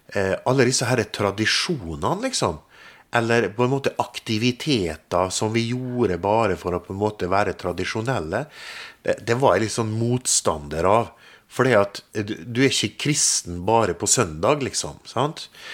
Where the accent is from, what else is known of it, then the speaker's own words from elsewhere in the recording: Molde, Møre og Romsdal, Norway; Jeg kommer jo fra Molde, født og oppvokst